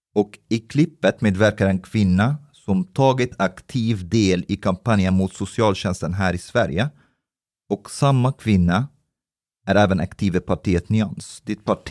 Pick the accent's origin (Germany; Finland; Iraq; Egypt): Egypt; now in Sweden; jag kommer från Egypten